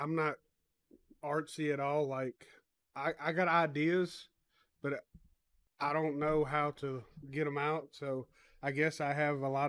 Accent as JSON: {"language": "English", "town": "Nashville", "region": "Tennessee", "country": "United States", "tie": "born or raised there", "also_born_or_lived": "Ashland City, Tennessee / McMinnville, Tennessee", "said": "I'm from West Nashville. I grew up on Stevenson Street, right down from the Nations."}